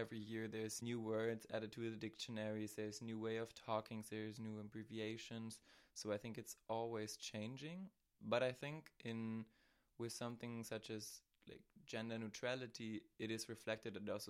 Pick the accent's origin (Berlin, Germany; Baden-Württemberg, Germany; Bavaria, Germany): Berlin, Germany; moved away as an adult; now in Maastricht, Netherlands; I am 22 years old. I am from Berlin, from Germany, and now I've been studying in Maastricht for the last 3 years. And yeah, I'm non-binary.